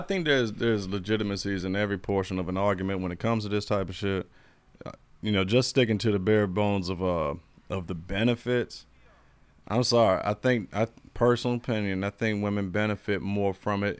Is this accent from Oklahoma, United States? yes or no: no; Florida, United States; I'm from Florida and I'm German.